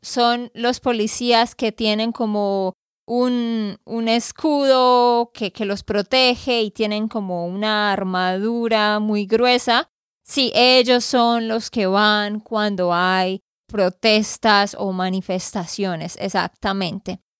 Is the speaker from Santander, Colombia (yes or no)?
yes; Santander, Colombia; de Santander, Colombia.